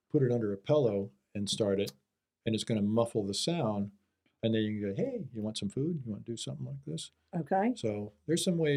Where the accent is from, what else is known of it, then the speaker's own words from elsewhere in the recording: Wahoo, Nebraska, United States; moved away as an adult; also born or lived in Kansas / Las Vegas; now in Arizona, United States; my hometown is Wahoo